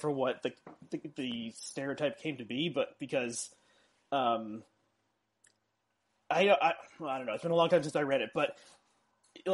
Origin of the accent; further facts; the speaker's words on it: South Orange, New Jersey, United States; I grew up in South Orange, which borders Newark.